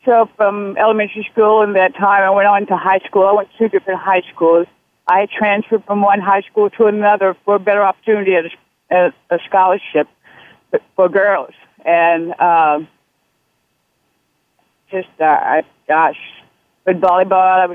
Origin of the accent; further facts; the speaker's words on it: Deep South, United States; I was born in the Deep South.